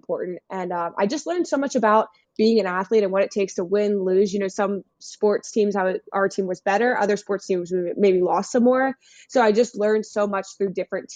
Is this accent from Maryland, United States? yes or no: yes; Carroll County, Maryland, United States; I'm from Carroll County, which is northern Maryland. It's about 40 minutes outside Baltimore.